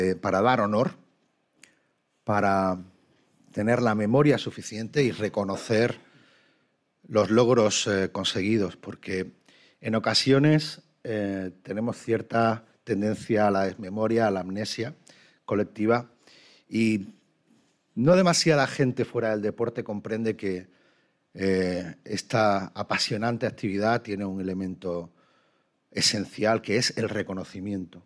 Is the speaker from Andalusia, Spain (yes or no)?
yes; Málaga, Andalusia, Spain; como malagueño, como andaluz, como español